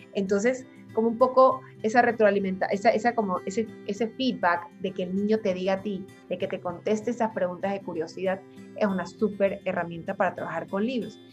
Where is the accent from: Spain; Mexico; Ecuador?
Ecuador; moved away; also born or lived in Buenos Aires; yo soy ecuatoriana, como tú decías, pero vivo fuera hace mucho tiempo